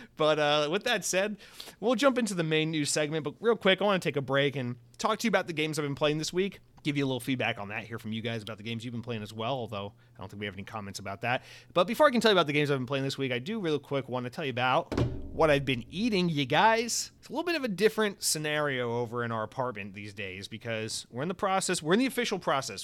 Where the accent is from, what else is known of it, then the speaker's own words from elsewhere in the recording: United States; I'm an American